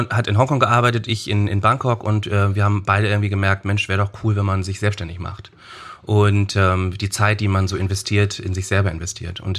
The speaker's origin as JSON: {"language": "German", "region": "Hamburg", "country": "Germany", "tie": "born there", "said": "äh, gebürtig Hamburg."}